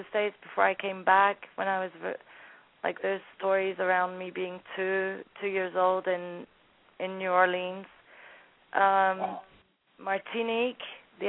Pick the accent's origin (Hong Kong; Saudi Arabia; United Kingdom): United Kingdom; Scotland; also born or lived in Sudan; When we entered Sudan, we came from Scotland